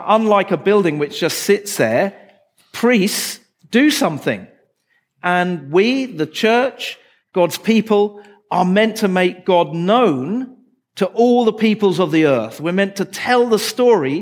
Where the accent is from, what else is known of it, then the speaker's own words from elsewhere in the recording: England, United Kingdom; I come from England.